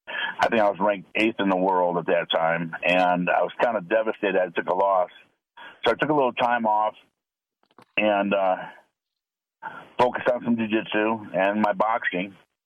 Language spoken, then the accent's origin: English; Cleveland, Ohio, United States; I'm from the Cleveland area, so I'm an Ohio boy.